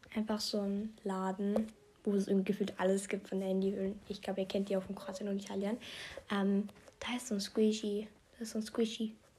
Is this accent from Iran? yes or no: no; Austria; Ich komme ja aus Österreich